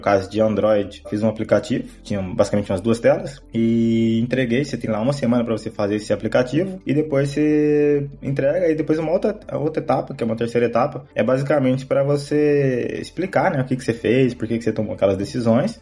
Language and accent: Portuguese; Barretos, São Paulo, Brazil; moved away as an adult; also born or lived in Portugal / Barcelona, Spain; now in Zaragoza, Spain; Eu sou de Barretos, São Paulo, então sou, vamos dizer assim, paulista